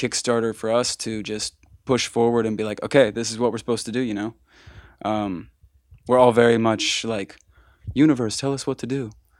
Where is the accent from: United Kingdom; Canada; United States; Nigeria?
United States; Altoona, Pennsylvania; At this time we were still living 2 hours away. Like we weren't, we grew up in Altoona, Bedford area.